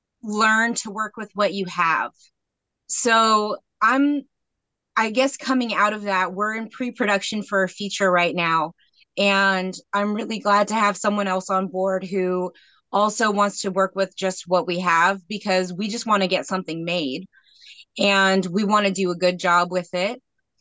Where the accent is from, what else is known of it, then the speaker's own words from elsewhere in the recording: Federal Way, Washington, United States; also born or lived in Metlakatla, Alaska; Well, I'm actually from a small fishing village in Alaska called Metlakatla. Okay. And that's where I spent the first part of my childhood and then the rest of my summers until I was 18. But I grew up in the Federal Way area